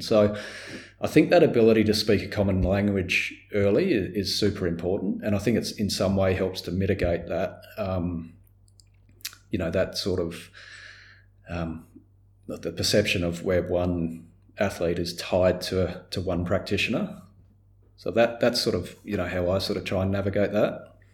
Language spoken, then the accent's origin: English; Australia; as an Australian